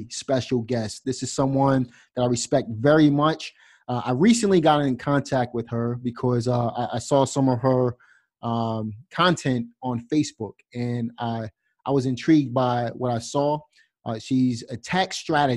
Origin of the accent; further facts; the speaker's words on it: New York City, New York, United States; I'm from Brooklyn, as you know, and we kind of have the same background.